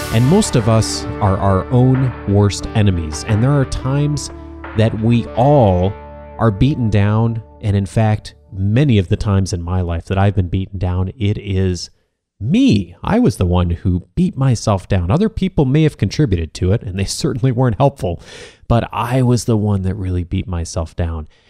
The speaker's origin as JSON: {"language": "English", "region": "Midwest", "country": "United States", "tie": "born or raised there", "also_born_or_lived": "California", "moved": "as an adult", "said": "I grew up in the Midwest. I'd moved to California"}